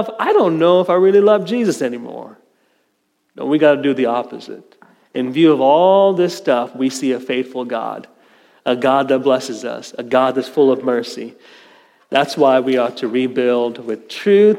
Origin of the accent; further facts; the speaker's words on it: India; moved away; My home country in India, very prideful people, Indians